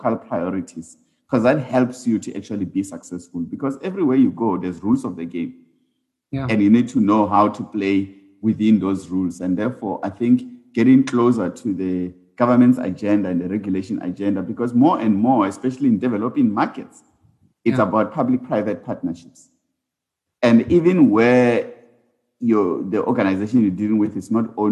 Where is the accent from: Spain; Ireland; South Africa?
South Africa; also born or lived in Uganda; as South African firms going into the continent